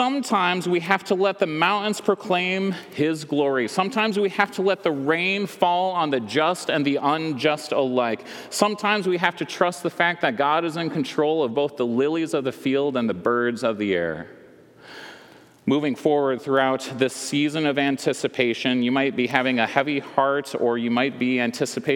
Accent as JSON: {"language": "English", "region": "West Michigan", "country": "United States", "tie": "born or raised there", "said": "I grew up in West Michigan"}